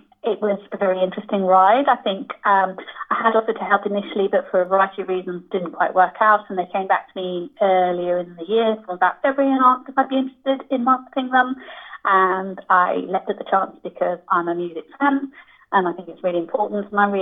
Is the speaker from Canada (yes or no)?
no; Newcastle, North East England, United Kingdom; Originally, yes, I'm from Newcastle, but you really can't tell.